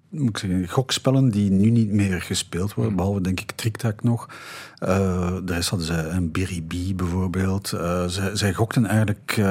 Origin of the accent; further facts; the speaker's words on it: Belgium; Bij ons in de Ardennen